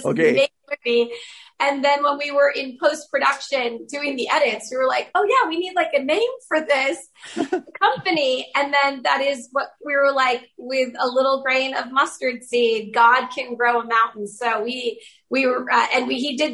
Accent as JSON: {"language": "English", "town": "Georgetown", "region": "Massachusetts", "country": "United States", "tie": "born or raised there", "also_born_or_lived": "Los Angeles / New Mexico", "moved": "as an adult", "said": "when I was a kid growing up in Massachusetts"}